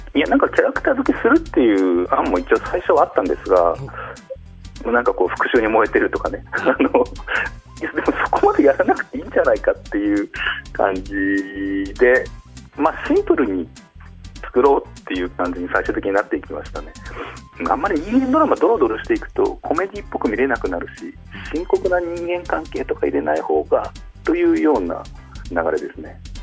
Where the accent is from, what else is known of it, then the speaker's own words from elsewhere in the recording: Hokkaido, Japan; 生まれが北海道ですね